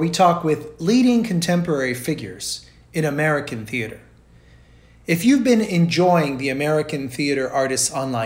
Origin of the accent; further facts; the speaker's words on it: Rio de Janeiro, Brazil; growing up in Rio de Janeiro, Brazil, where I grew up